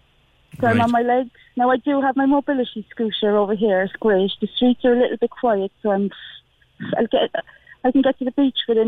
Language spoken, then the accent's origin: English; Cork, Munster, Ireland; moved away; I was the only Corkonian in the pub